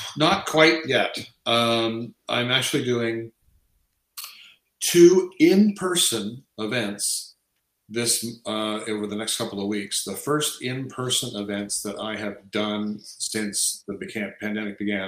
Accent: Canada; I've lived here since I say since just before I turned four

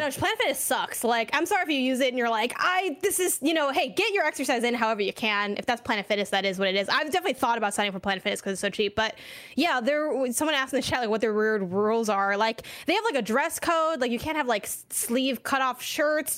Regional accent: Chicago, Illinois, United States; moved away; also born or lived in California; I'm from Chicago, Illinois specifically

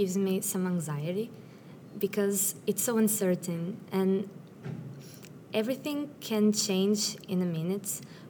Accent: Portugal; I'm from Portugal. I'm 17, and I'm in the last year of high school.

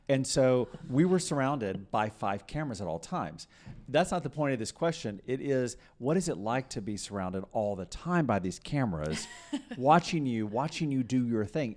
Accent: Texas, United States; I'm a sixth generation Texan

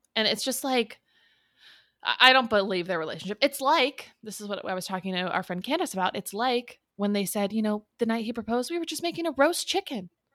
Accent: Southern California, United States; we grew up in Southern California

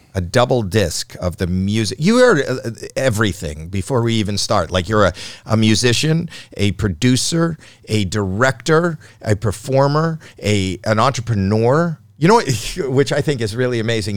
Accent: Toronto, Ontario, Canada; I'm from Toronto.

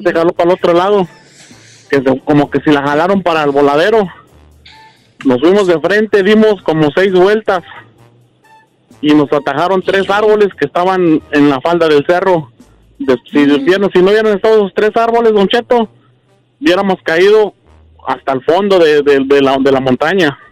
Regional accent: Puebla, Mexico; moved away; yo soy de Puebla y éramos comerciantes

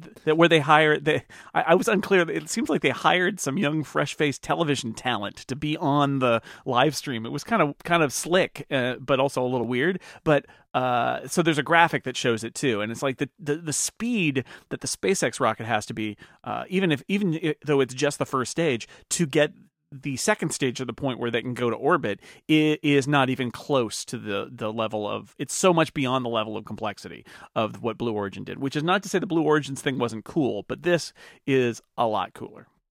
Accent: California, United States; as a Californian

